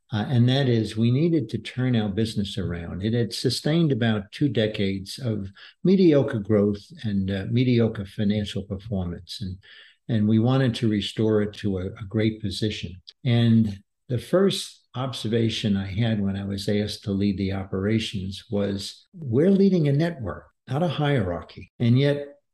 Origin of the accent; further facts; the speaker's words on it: New York City, New York, United States; moved away as an adult; also born or lived in Washington, D.C. / Denver, Colorado; now in Texas, United States; I grew up in uh, Brooklyn, New York, an avid New York Mets fan